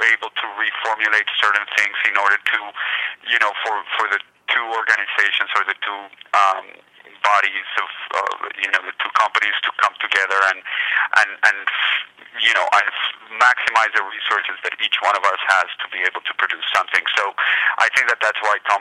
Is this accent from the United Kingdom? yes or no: no; Colombia; also born or lived in Boston; now in Los Angeles, United States; I am originally from Colombia